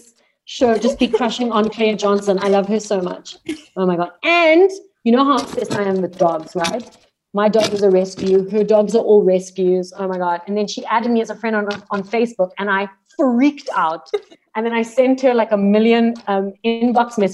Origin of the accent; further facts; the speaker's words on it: Cape Town, Western Cape, South Africa; moved away as an adult; now in Johannesburg, South Africa; being born and bred in Cape Town